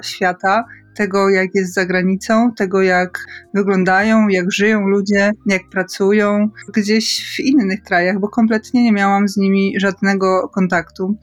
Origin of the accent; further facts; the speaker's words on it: a small village in Podkarpacie, Subcarpathian Voivodeship, Poland; wychowałam się na małej podkarpackiej wsi